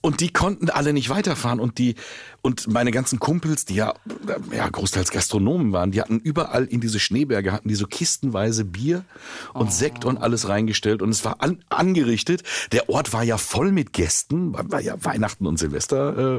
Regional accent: Willingen, Hesse, Germany; ich komme aus Willingen

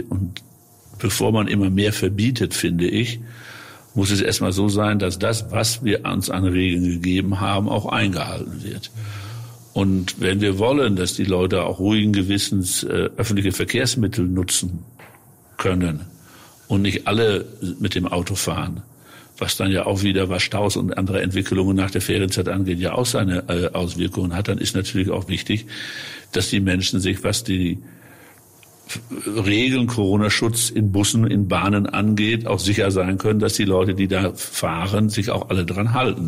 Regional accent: North Rhine-Westphalia, Germany; meine westfälische Heimat

